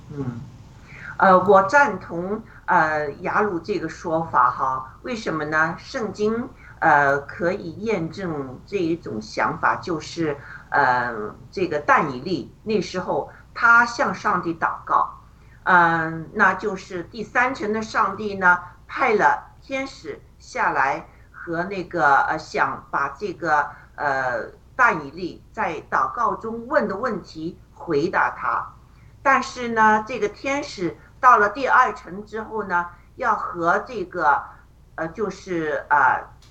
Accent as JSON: {"language": "Chinese", "country": "China", "said": "我们中国人"}